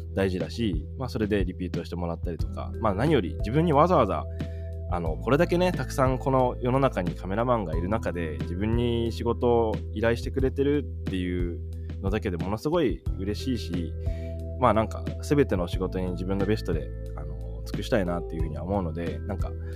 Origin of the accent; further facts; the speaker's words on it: Japan; moved away as an adult; 僕21の時にあの日本を出ててね海外で生活してで日本にこうたまに帰ってきたりとかしてた